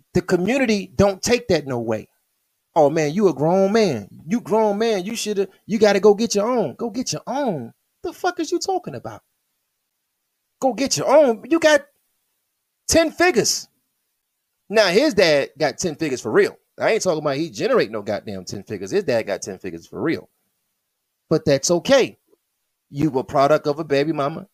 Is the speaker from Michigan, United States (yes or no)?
yes; Michigan, United States; I'm from Michigan